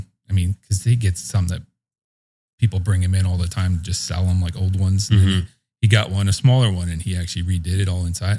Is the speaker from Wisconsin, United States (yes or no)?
no; Keansburg, New Jersey, United States; I was born in East Keensburg.